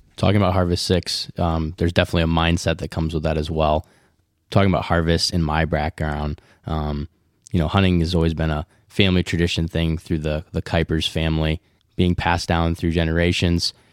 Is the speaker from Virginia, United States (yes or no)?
no; West Michigan, United States; We're three men from West Michigan